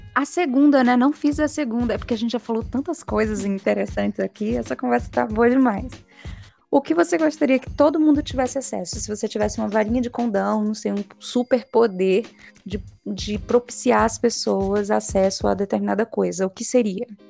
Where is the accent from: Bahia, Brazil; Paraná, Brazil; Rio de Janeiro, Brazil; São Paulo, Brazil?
Bahia, Brazil; Feira de Santana; minha cidade natal, na Bahia, Feira de Santana